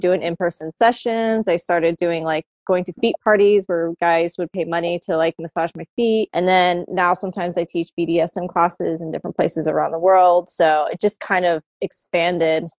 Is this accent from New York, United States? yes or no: no; Florida, United States; born or raised there; now in DC, United States